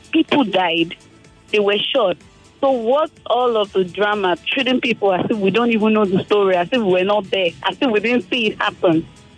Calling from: Lagos, Nigeria; I'm calling from Lekki.

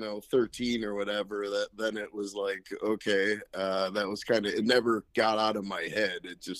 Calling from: Riverside County, Los Angeles area, California, United States; I'm calling from Riverside County in the Los Angeles area

